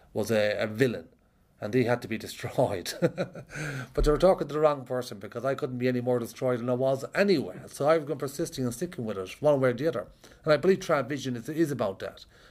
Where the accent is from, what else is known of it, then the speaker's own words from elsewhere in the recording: Ireland; I'm an Irish traveller, and I grew up around a lot of conflict